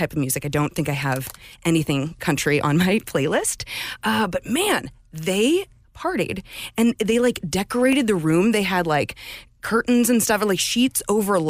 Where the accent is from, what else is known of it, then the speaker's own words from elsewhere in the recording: St. Louis, Missouri, United States; I was born in St. Louis. I'm born and raised here.